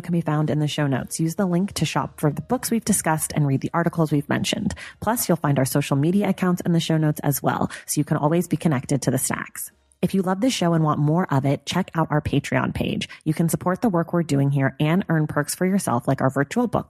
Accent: California, United States; I grew up in California

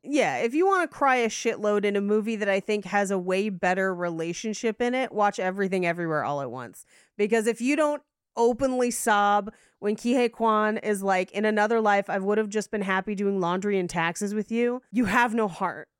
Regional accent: United States; we are American

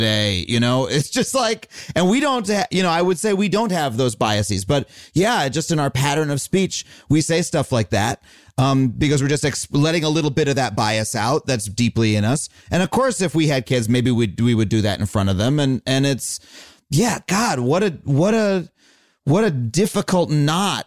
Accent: United States; I am an American. We are here in America

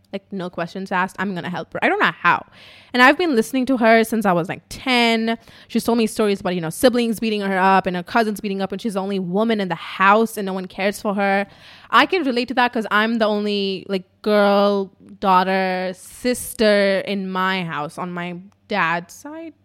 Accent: India; English is a second language; I'm Indian

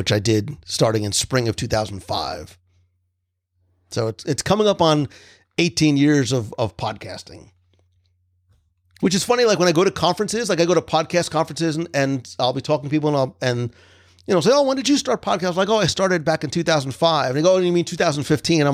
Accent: New Jersey, United States; also born or lived in Naples, Florida; now in Florida, United States; growing up in New Jersey

